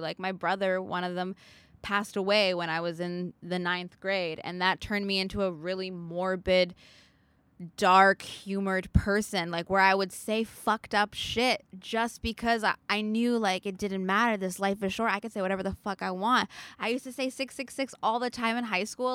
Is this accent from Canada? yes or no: yes; Vancouver, British Columbia, Canada; I'm from Vancouver, so the west side of Canada.